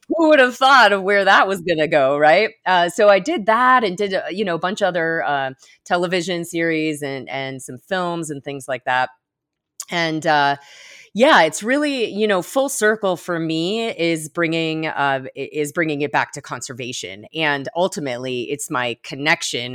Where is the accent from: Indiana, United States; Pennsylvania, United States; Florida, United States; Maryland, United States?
Florida, United States; Florida Keys, United States; also born or lived in Miami Beach; now in Colorado, United States; I grew up in the Florida Keys